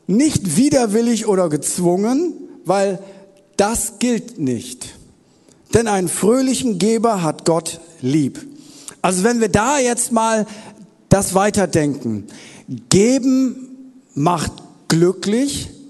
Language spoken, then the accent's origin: German; Wuppertal, North Rhine-Westphalia, Germany; Elberfelder habe ich auch noch im Petto, ich komme aus Wuppertal. Da hat man natürlich auch eine eigene Bibelübersetzung.